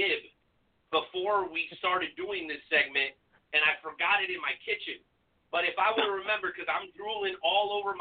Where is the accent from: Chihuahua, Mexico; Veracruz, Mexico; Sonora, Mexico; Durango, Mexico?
Durango, Mexico; now in United States; I'm originally from Durango. I was born in Mexico. I'm very proud to be an American now.